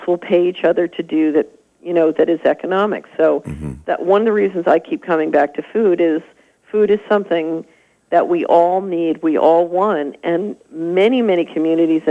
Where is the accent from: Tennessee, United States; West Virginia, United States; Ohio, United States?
Tennessee, United States; I'm from Tennessee